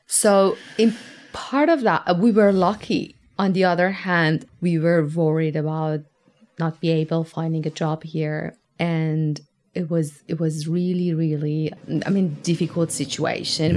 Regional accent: Tehran, Tehran Province, Iran; moved away as an adult; now in Tasmania, Australia; I come from Tehran. Tehran is a massive compact city

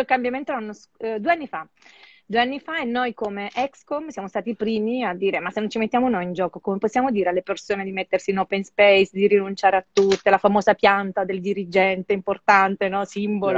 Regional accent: Sicily, Italy; now in Milan, Italy; da buona siciliana

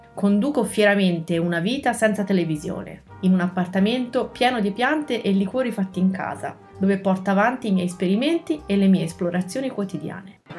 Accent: Pisa, Tuscany, Italy; Sono nata a Pisa un giorno di gennaio. Sono cresciuta all'ombra della torre

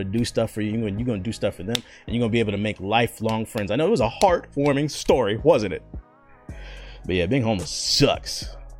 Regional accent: East Coast, United States; moved away as an adult; also born or lived in Arkansas; I'm from the city, bro. I'm from the East Coast

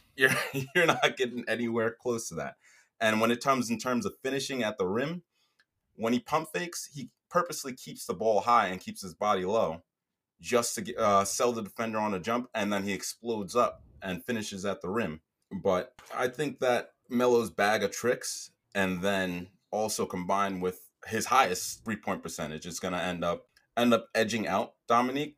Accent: New York, United States; my hometown Knicks

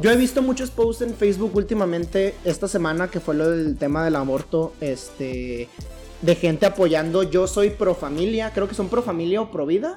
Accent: Mexico; yo soy mexicano.

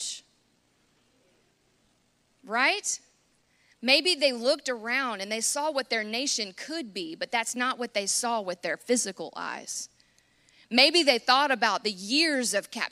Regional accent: United States; as an American

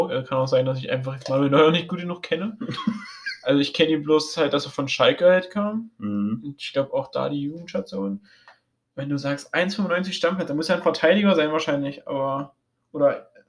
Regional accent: Sweden; ähm, ich komme aus Schweden.

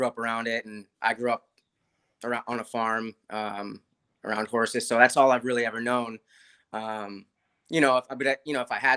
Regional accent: San Diego, California, United States; I grew up in San Diego.

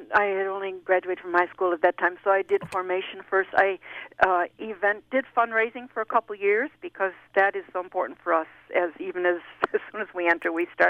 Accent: Buffalo, New York, United States; moved away as an adult; also born or lived in Boston; I'm from Buffalo, New York. That's where I'm from.

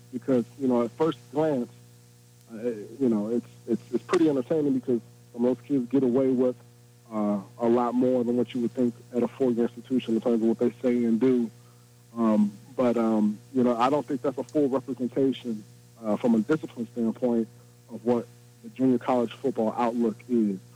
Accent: Indianapolis, Indiana, United States; I was born and raised in Indianapolis

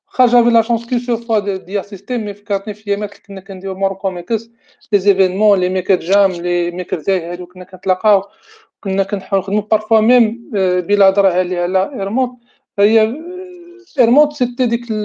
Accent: Morocco; عندنا في المغرب

